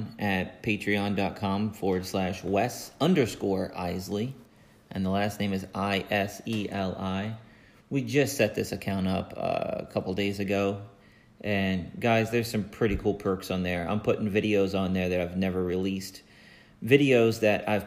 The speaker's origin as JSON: {"language": "English", "region": "Virginia", "country": "United States", "said": "I'm from Virginia"}